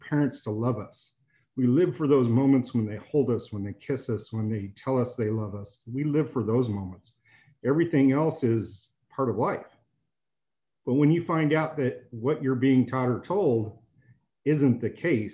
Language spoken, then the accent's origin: English; Denver, Colorado, United States; I was born in Denver General